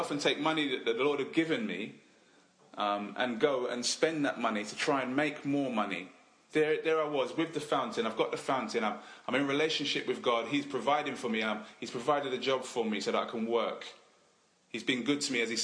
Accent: England, United Kingdom; Now, I know we're English

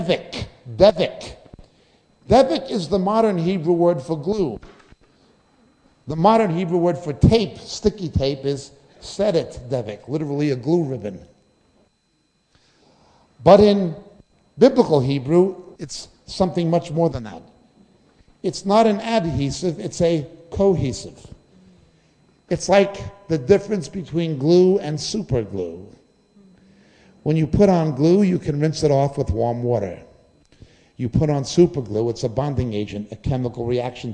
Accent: United States; moved away; I come from the United States originally, even though my family are Israeli

